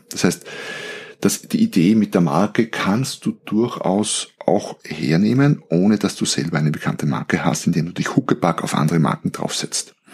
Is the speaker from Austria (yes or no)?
yes; Austria; aber bei uns in Österreich gibt es einen Skiort Obertauern